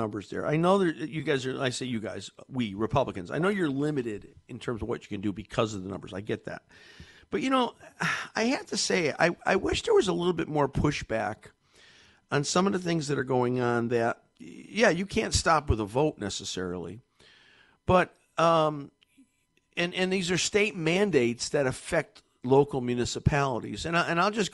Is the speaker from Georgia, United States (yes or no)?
no; Connecticut, United States; I'm born and raised here. I've lived my whole life in Connecticut.